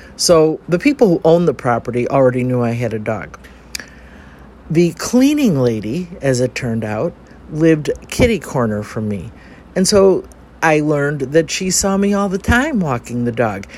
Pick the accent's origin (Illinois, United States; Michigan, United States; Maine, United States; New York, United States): Illinois, United States; Chicago; I'm from Chicago too